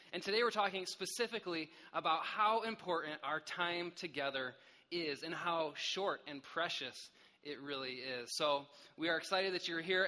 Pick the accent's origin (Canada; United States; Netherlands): United States; Michigan; I grew up in Michigan